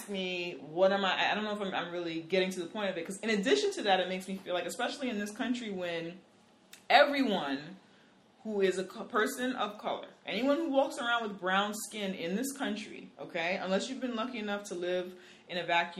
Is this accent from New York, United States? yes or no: yes; New York City, New York, United States; I'm from the fucking Bronx